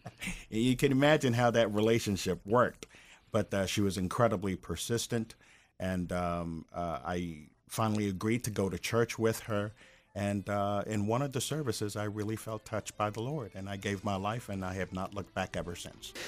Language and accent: English; Maryland, United States; moved away as an adult; now in Tampa, United States; we grew up in Maryland